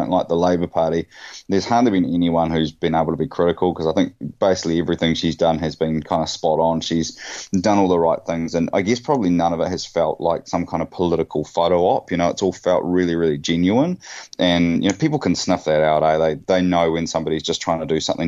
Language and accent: English; Bay of Plenty, New Zealand; growing up I was from the Bay of Plenty